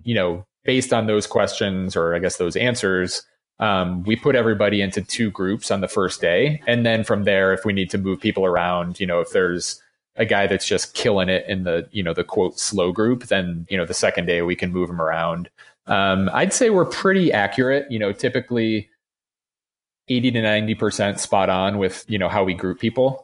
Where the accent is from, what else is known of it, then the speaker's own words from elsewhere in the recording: New York, United States; now in Colorado, United States; growing up in New York